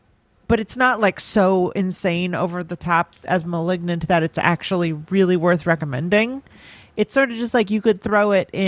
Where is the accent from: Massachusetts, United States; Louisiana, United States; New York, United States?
Massachusetts, United States; Boston; I'm from Boston.